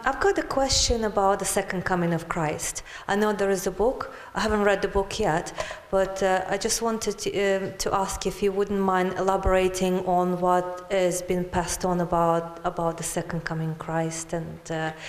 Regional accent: Moldova; now in Glastonbury, United Kingdom; originally from Moldova.

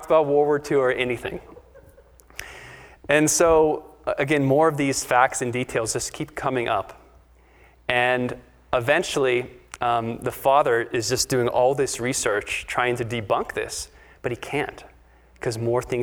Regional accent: Pittsburgh, Pennsylvania, United States; I'm from Pittsburgh

